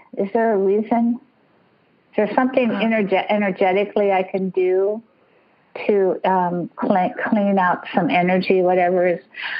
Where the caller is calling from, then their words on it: California, United States; From East Bay, the East Bay.